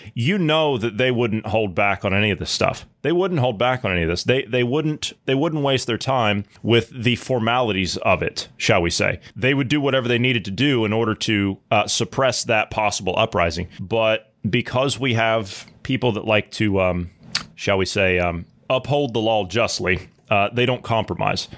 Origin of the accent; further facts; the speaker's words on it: United States; as an American